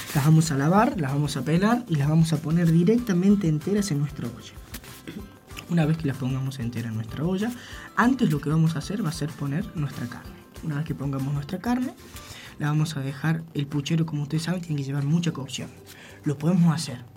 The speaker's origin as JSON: {"language": "Spanish", "region": "San Luis", "country": "Argentina", "said": "yo soy totalmente de acá. Con alma merlina."}